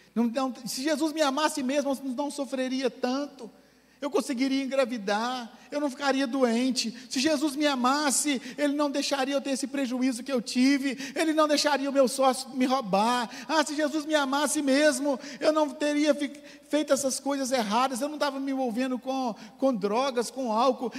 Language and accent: Portuguese; Manhuaçu, Minas Gerais, Brazil; Eu sou de Manhuaçu, né? Que é uma cidade do interior.